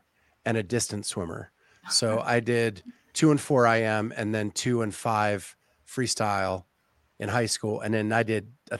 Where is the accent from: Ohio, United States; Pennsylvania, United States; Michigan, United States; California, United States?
Ohio, United States; You knew I was from Ohio?